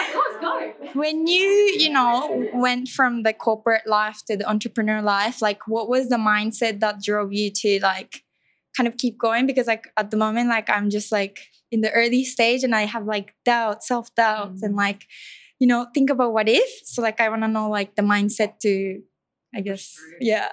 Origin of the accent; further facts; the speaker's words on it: Japan; moved away; I'm from Japan